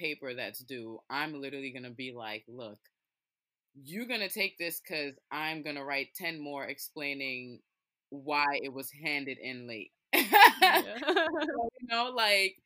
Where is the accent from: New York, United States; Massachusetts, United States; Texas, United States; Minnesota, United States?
New York, United States; New York City; I grew up in Brooklyn, went to a Brooklyn school